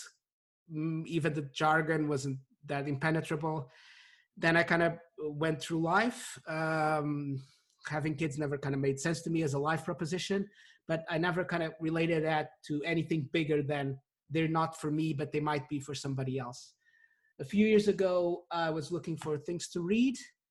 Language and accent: English; Portugal; also born or lived in United Kingdom; now in London, United Kingdom; I grew up in Portugal. I've lived in the UK for the past 13 years